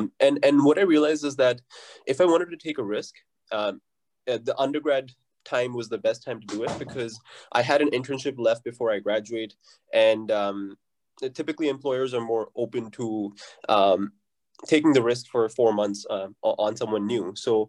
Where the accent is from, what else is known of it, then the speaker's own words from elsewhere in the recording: Fort McMurray, Alberta, Canada; also born or lived in Calgary; started working at Suncor and we moved from Calgary to Fort McMurray. And that's where I actually grew up, in Fort McMurray. I went to high school there, met my best friends there.